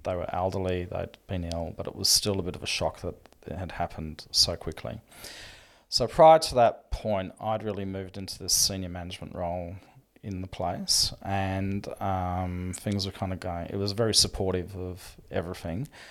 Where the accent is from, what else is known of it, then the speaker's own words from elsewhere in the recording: Melbourne, Victoria, Australia; we grew up in Melbourne